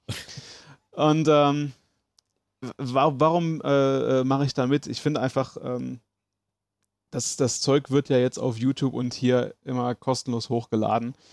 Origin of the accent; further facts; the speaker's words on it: Aachen, North Rhine-Westphalia, Germany; Gebürtig in Aachen, auch äh, meine Mutter ist äh, hier schon geboren. Äh, also so weit geht das schon zurück, dass wir hier äh, sesshaft geworden sind.